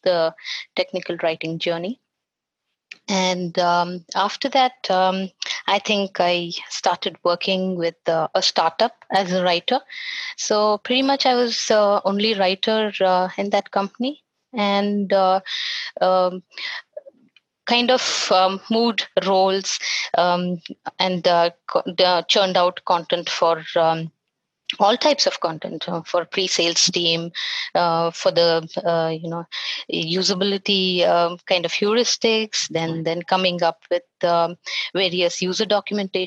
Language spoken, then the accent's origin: English; Bangalore, Karnataka, India; I'm from Bangalore, and I pretty much spent most of my years learning and education and everything in Bangalore